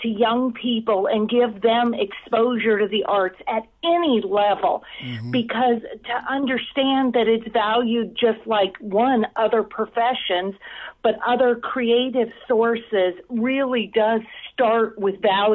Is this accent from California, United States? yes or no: yes; Southern California, United States; I grew up in Southern California.